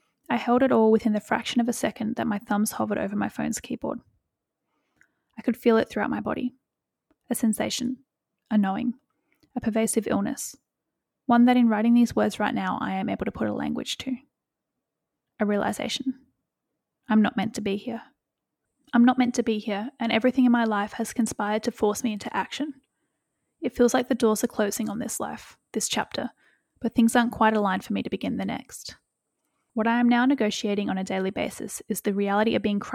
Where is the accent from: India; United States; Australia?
Australia; Western Australia; moved away; my hometown in Western Australia